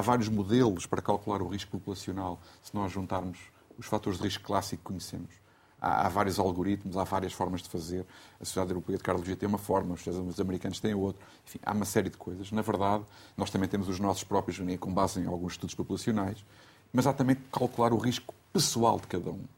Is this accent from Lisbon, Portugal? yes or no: no; Riachos, Santarém District, Portugal; na minha terra, eu sou de Riacho, é uma, uma terra pequena